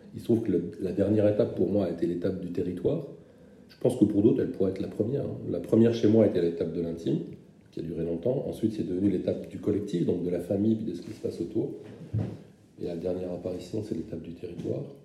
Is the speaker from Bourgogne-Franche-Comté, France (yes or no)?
no; German-speaking Moselle, Grand Est, France; je viens de Moselle germanophone